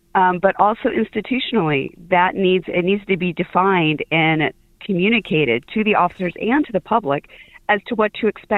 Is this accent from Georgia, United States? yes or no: yes; Atlanta, Georgia, United States; also born or lived in Bronx, New York; now in New York City, United States; I actually grew up in Atlanta, I'm white, grew up in Atlanta, in a minority area as well.